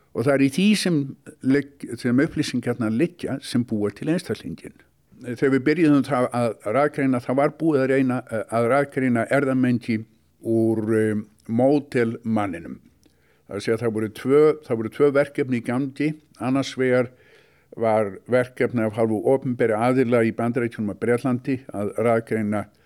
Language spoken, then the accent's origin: Icelandic; Reykjavík, Capital Region, Iceland; moved away as an adult; also born or lived in United States; ólst upp í Reykjavík